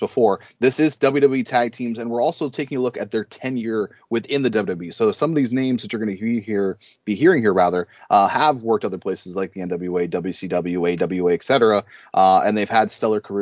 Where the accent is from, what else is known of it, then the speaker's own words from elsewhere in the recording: Canada; we're Canadian